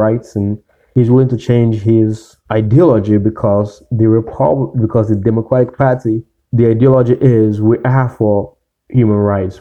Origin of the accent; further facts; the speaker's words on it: the South, United States; I grew up in the South